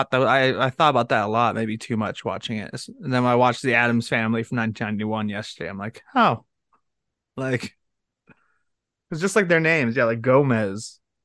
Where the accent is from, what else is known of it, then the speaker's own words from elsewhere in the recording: Ireland; I'm Irish.